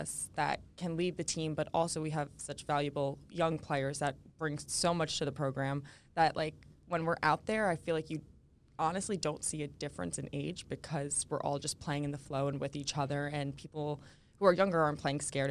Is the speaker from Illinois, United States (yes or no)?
no; New Jersey, United States; moved away; I'm from New Jersey, North Jersey